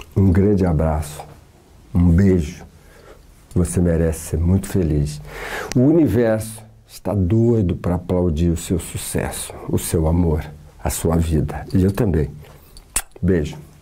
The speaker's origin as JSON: {"language": "Portuguese", "town": "Santos", "region": "São Paulo", "country": "Brazil", "said": "Eu sou de Santos"}